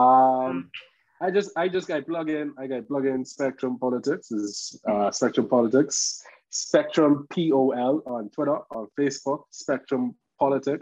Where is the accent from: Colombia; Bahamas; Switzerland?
Bahamas